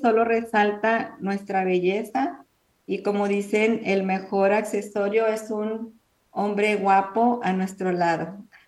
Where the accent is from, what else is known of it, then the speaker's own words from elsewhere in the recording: Mexico; now in United States; Nosotros somos mexicanas.